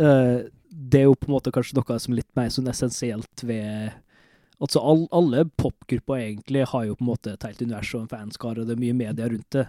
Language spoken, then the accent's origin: Norwegian; Molde, Møre og Romsdal, Norway; Men vi er begge to fra Møre og Romsdal. Jeg er fra Molde